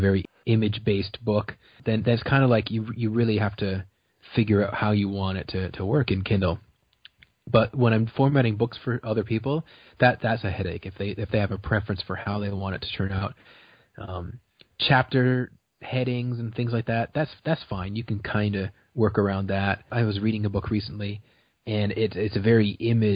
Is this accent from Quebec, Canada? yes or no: no; Brantford, Ontario, Canada; I was born in Brantford, which is like the city over.